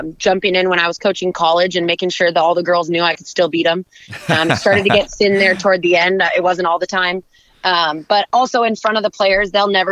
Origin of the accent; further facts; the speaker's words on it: San Diego, California, United States; moved away as an adult; now in Orange County, United States; I am originally from San Diego, but I've been living in Orange County since college started